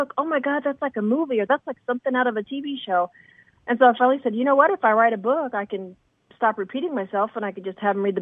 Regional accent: Indiana, United States; moved away as an adult; also born or lived in New York City / Huff, Kentucky (family); now in Los Angeles, United States; I grew up in Indiana

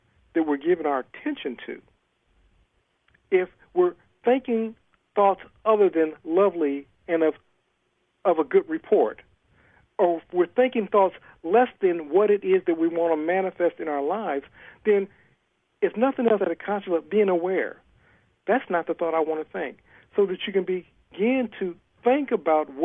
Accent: Ohio, United States; moved away as an adult; also born or lived in California; now in Atlanta, United States; I'm originally from Ohio.

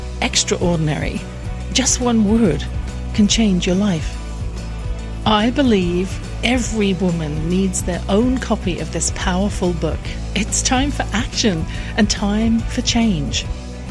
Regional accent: England, United Kingdom; born or raised there

